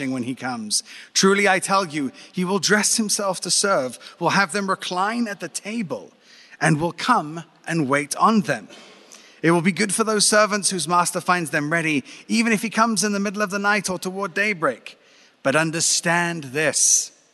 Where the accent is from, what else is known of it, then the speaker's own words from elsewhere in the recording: Brighton, South East England, United Kingdom; now in Jerusalem, Israel; That's it, Brighton, England.